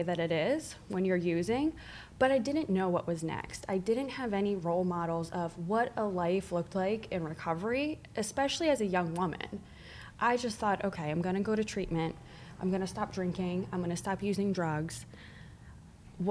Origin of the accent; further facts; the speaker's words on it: Northern New Jersey, United States; moved away as an adult; also born or lived in Miami; I grew up in New Jersey.